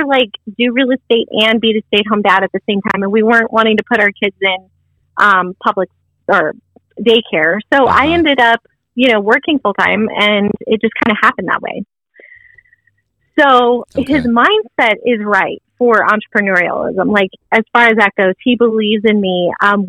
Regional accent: Arizona, United States; moved away as an adult; now in Idaho, United States; I was born and raised in Arizona

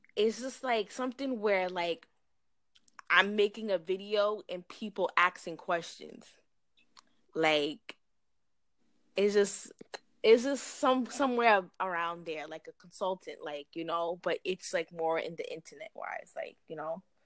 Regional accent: New York, United States; I'm from New York

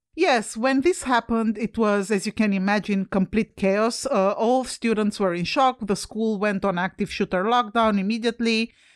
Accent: Romania; moved away; I'm Romanian. I come from Europe where we don't have guns

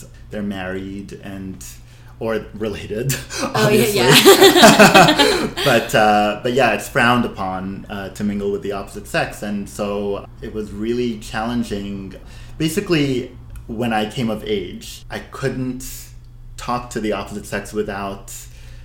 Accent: Abu Dhabi, United Arab Emirates; I'm ethnically Syrian-Lebanese, born and raised in Abu Dhabi

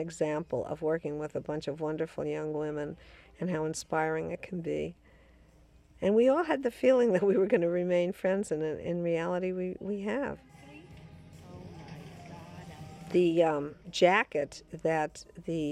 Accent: Chicago, Illinois, United States; moved away; I come from Chicago

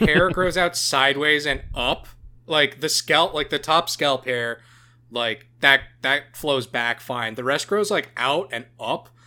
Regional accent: Canada; being Canadian

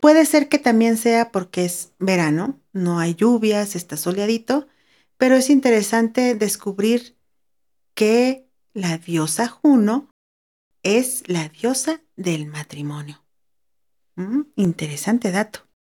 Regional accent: Ensenada, Baja California, Mexico; now in San Luis Potosí, Mexico; crecí en una ciudad a la orilla del mar, específicamente en el puerto de Ensenada, Baja California

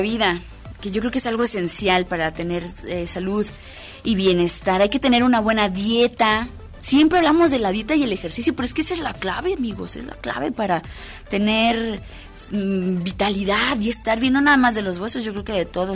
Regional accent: Mexico; a muchos mexicanos nos encantan

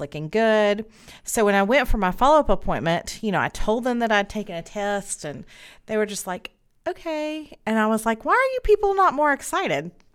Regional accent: Spartanburg, South Carolina, United States; I have grown up here in Spartanburg

